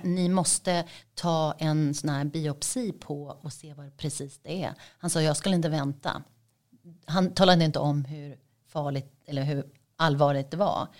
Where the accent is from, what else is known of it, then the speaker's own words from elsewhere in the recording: Sweden; moved away as an adult; also born or lived in Dubai; Mitt hemland är ju Sverige men det var där jag bodde och där hade jag bott